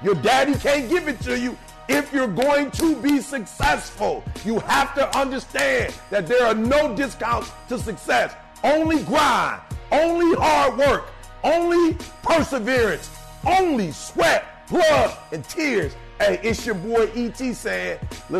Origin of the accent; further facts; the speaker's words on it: Detroit, Michigan, United States; I'm from Detroit